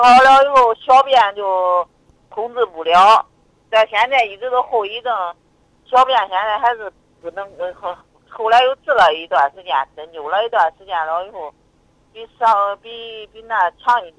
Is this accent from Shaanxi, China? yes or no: no; Zhumadian, Henan, China; 那个我是那个驻马店的。